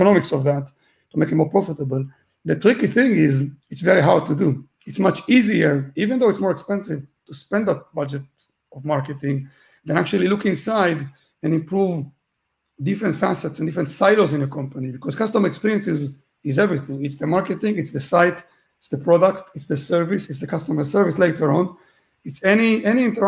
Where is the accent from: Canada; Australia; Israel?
Israel; also born or lived in Gibraltar / London / Berlin / Malta; now in Dublin, Ireland; I'm originally from Israel